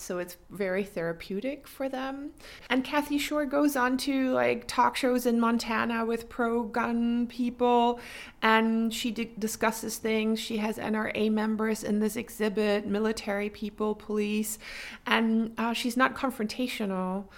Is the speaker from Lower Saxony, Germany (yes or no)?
yes; Wolfenbüttel, Lower Saxony, Germany; moved away as an adult; also born or lived in Baden-Württemberg / Tübingen / Stuttgart; now in Freiburg, Germany; I'm from Wolfenbüttel in Niedersachsen. That's in northern Germany